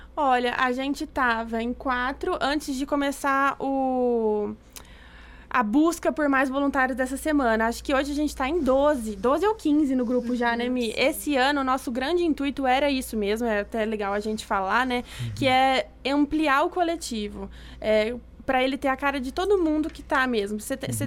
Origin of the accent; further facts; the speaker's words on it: Ribeirão Preto, São Paulo, Brazil; eu sou aqui de Ribeirão